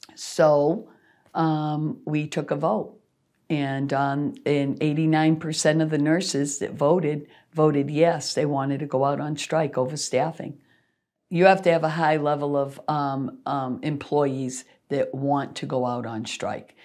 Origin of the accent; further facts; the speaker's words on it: Worcester, Massachusetts, United States; I grew up in Worcester. I was born, raised in Worcester